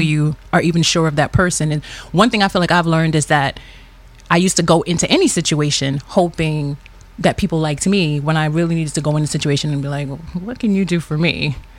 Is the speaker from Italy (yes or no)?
no; New York City, New York, United States; born and raised in Brooklyn